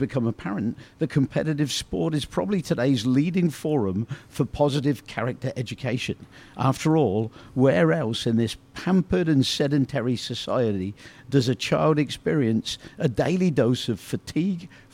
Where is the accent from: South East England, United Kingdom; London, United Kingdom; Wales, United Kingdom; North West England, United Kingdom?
South East England, United Kingdom; Oxford; I grew up in Oxford, England